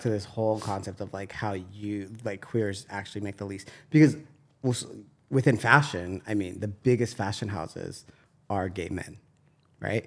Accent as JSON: {"language": "English", "town": "San Diego", "region": "California", "country": "United States", "said": "I'm from San Diego"}